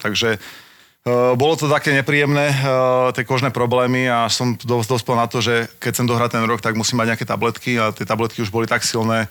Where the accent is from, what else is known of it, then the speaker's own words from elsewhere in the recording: Slovakia; doma na Slovensku